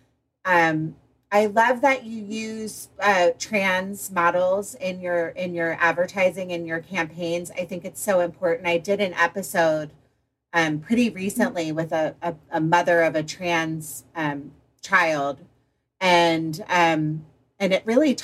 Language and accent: English; Potomac, Maryland, United States; moved away; I grew up in Potomac, Maryland, in a country club kid going to boarding school